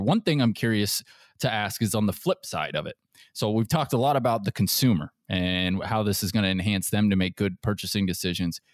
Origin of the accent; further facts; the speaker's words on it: Seattle, Washington, United States; moved away; I'm from the Seattle area